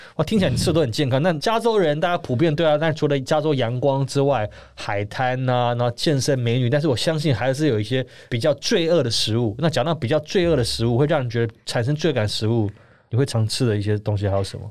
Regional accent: Taiwan; 对我们台湾人而言

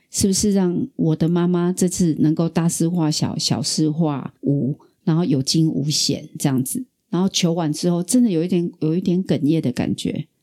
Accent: Taiwan; also born or lived in Kaohsiung; 身为台湾人

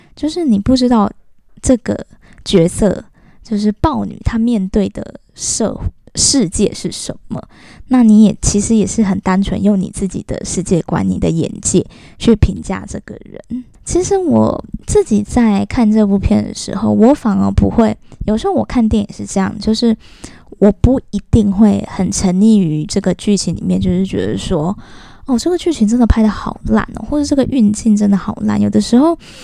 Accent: southern Taiwan, Taiwan; moved away; 因为我以前小时候住在南部，我们都是眷村的那种 子弟

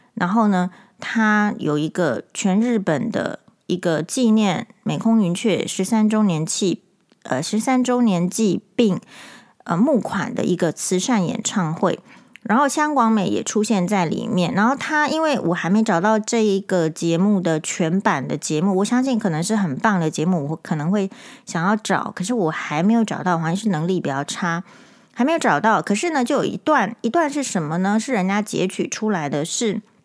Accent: Taiwan; 身为台湾人是与有荣焉的

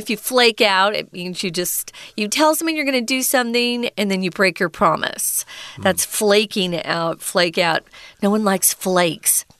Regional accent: United States; moved away; I grew up in America

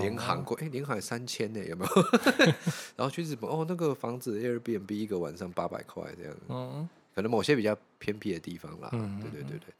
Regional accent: Penghu County, Taiwan; 我小时候在澎湖长大了

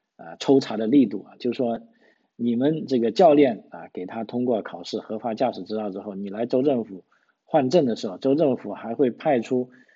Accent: Guangdong, China; moved away as an adult; now in Australia; 我们广东人讲普通话

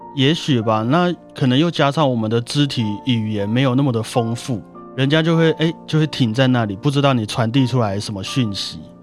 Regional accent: Taiwan; 我们台湾人的默契

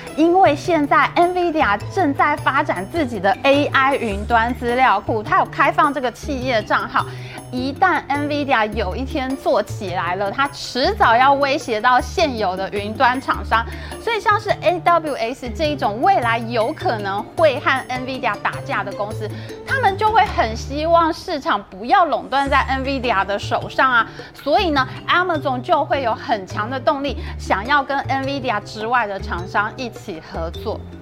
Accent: Taiwan; 我们台湾这边

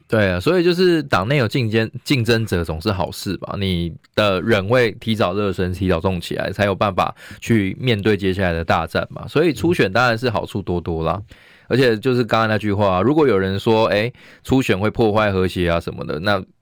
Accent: Taiwan; 我们台湾人

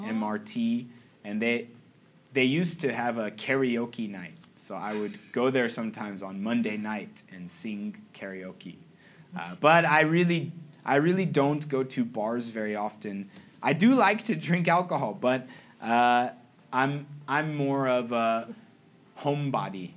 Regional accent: San Jose, California, United States; moved away as an adult; now in Taiwan; I'm from San Jose, which is about one hour away from San Francisco, which is more or less the gay capital of the United States. And so I grew up seeing a lot of people

